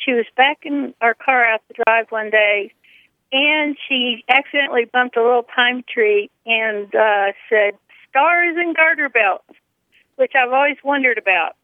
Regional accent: southern Georgia, United States; now in Kemp, Texas; When I was a kid, I grew up in southern Georgia

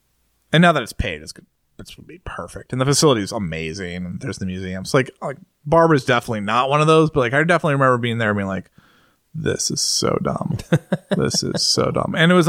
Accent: United States

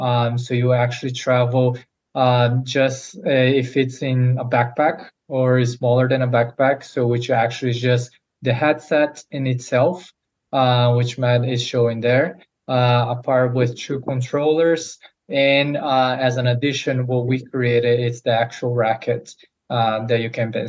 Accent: Brazil; moved away as an adult; now in United States; come to the United States as I'm originally from Brazil to play college tennis

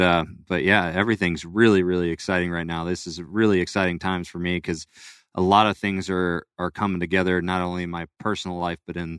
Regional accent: California, United States; also born or lived in Florida; I was born in Florida, but moved to California. That's where I grew up.

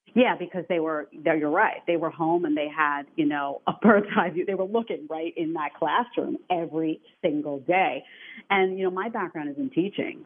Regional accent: New York City, New York, United States; I come from New York City

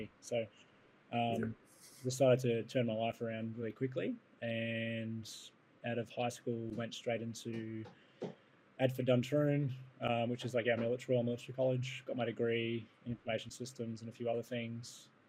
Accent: Papua New Guinea; And I grew up in Papua New Guinea.

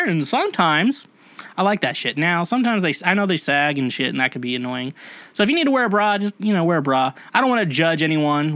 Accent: Kansas, United States; I'm from Kansas

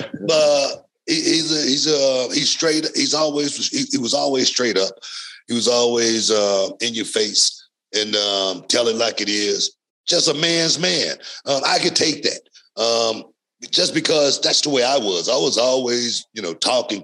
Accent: Texas, United States; also born or lived in Louisiana; I grew up in Texas. I was born in Louisiana.

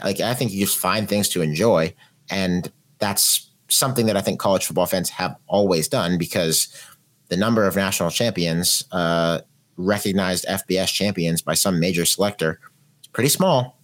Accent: Pittsburgh, Pennsylvania, United States; we're both from Pittsburgh

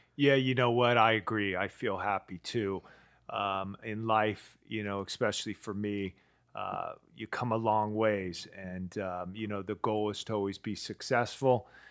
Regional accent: East Palo Alto, California, United States; I grew up in East Palo Alto, um, you know, the, the hood

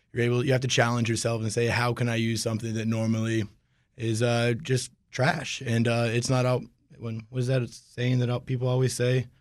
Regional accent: Alexandria, Virginia, United States; moved away as an adult; also born or lived in New Orleans; I'm actually a local boy. I grew up in Alexandria

